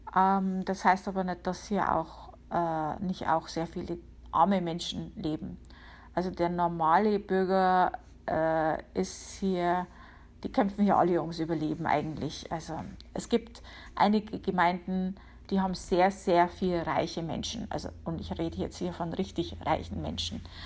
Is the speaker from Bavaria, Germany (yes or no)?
yes; Upper Palatinate, Bavaria, Germany; moved away as an adult; now in Connecticut, United States; Ich komme aus Bayern, der Oberpfalz.